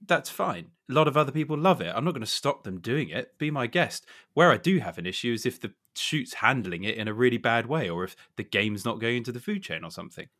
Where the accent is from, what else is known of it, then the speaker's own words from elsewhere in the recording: Suffolk, East of England, United Kingdom; I grew up in Suffolk, so that's why I'm obviously loyal to our schools